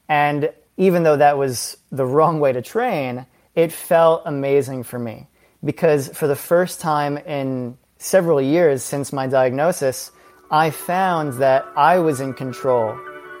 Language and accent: English; New York City, New York, United States; I'm born and raised a New Yorker. I'm a native New Yorker, and I'm currently based here. Never left, as some very proud New Yorkers do. Grew up in the heart of Manhattan.